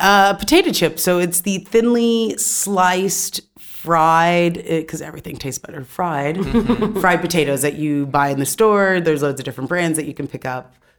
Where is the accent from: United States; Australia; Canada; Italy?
United States; California; also born or lived in Atlanta, Georgia; I grew up in Southern California and Atlanta as well. So home for me now is Atlanta when I do go back to the States.